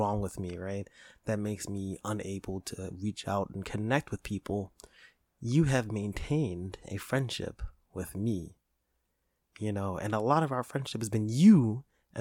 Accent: New York City, New York, United States; moved away; we're from New York, from the Bronx

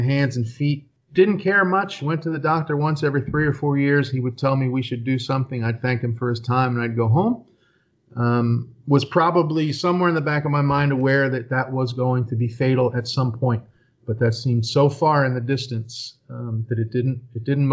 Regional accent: Philadelphia, Pennsylvania, United States; now in Poconos, United States; I grew up in Philadelphia, Pennsylvania.

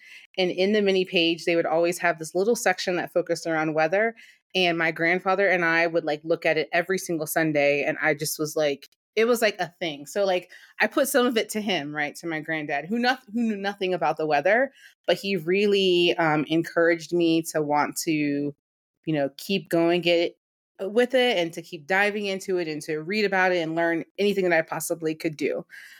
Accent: Maryland, United States; I grew up in Maryland.

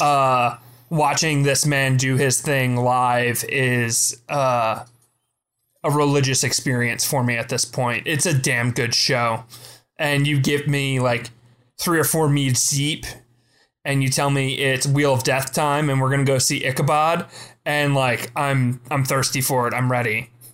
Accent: Pennsylvania, United States; born or raised there

